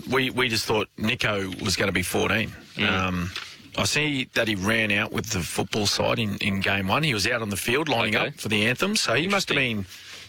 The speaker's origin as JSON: {"language": "English", "town": "Logan", "region": "Queensland", "country": "Australia", "said": "I am from Logan"}